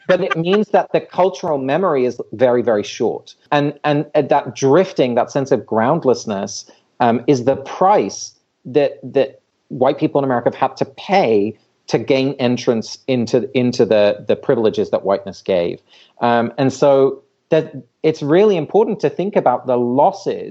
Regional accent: England, United Kingdom; moved away; I have Dutch parents, so I grew up in England, but I don't have English heritage

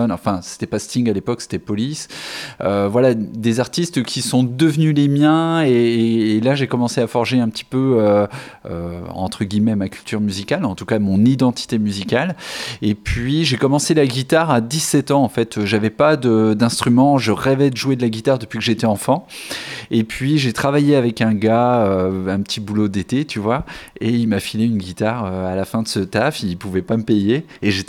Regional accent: Épernay, Grand Est, France; also born or lived in Dijon; now in Bordeaux, France; En fait, je viens de d'Épernay, tout près de Reims, euh, en Champagne. Euh, après, j'ai vécu 17 ans à Dijon, en Bourgogne. Et puis, j'ai atterri à Bordeaux il y, a, il y 15 ans à peu près.

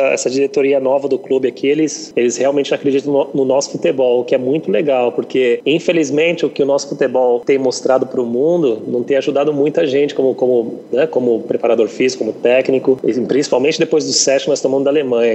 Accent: Guarulhos, São Paulo, Brazil; moved away as an adult; now in Malaysia; sou brasileiro, graças a Deus, mas eu sou casado aqui com, com, com uma malasiana

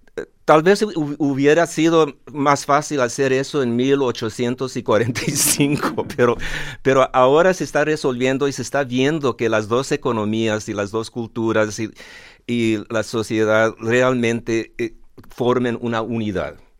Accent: Los Angeles, California, United States; Los Ángeles, California, donde yo nací

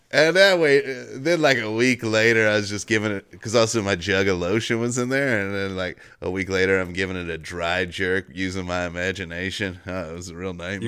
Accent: Cincinnati, United States; also born or lived in Northern Kentucky; I'm from Cincinnati, the, or Northern Kentucky, but it's right across the, the same area

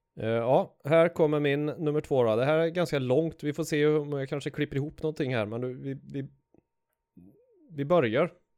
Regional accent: Arvika, Värmland, Sweden; i mitt pojkrum hemma i Arvika

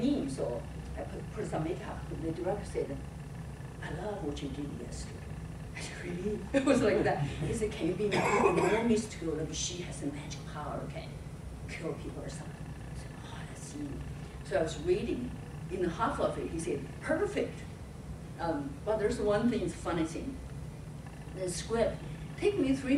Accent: China; English is a second language; moved away as an adult; also born or lived in New York; my English poor, I'm from China.

